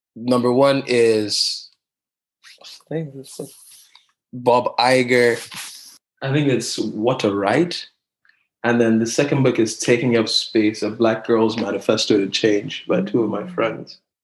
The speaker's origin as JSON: {"language": "English", "country": "Nigeria", "also_born_or_lived": "Hong Kong", "moved": "yes", "lives_now": "London, United Kingdom", "said": "I'm from Nigeria, and my parents live in Nigeria, even though I live in London."}